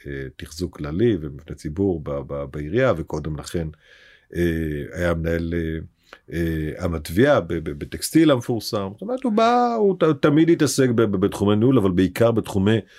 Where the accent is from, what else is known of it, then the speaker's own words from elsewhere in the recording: Beit She'an, Northern District, Israel; born there; הייתה מאוד דומיננטית אה, ב- בעיר הולדתי בבית שאן, גם ב- ב- בפעילות הפוליטית.